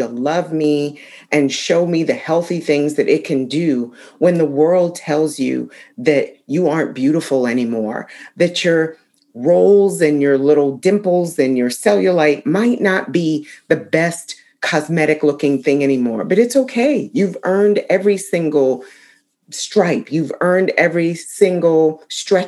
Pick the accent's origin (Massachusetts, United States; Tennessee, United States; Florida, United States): Massachusetts, United States; Ayer; moved away; also born or lived in Concord, Massachusetts; I wanted to spend some time in my hometown of Ayr, Massachusetts, and just be near my childhood home